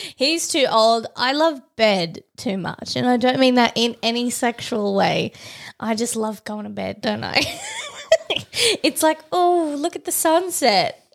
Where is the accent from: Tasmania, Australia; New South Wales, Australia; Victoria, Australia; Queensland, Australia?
Tasmania, Australia; I'm from Tassie